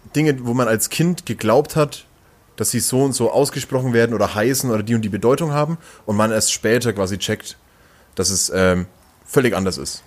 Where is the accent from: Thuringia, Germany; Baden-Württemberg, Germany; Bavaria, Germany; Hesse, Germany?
Bavaria, Germany; Langenzenn; moved away as an adult; now in Nuremberg, Germany; Ich komme ja auch eigentlich aus dem Nürnberger Umland oder eher aus dem Viertel Umland